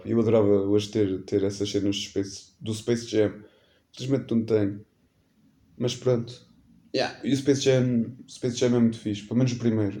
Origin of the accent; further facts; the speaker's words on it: Portugal; nascido e criado em Macedo, né? Nascido não, que eu não nasci em Macedo, mas minha vida toda, quase, morei em Macedo.